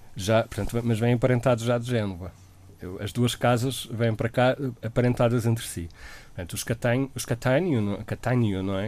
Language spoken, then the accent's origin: Portuguese; Madeira, Portugal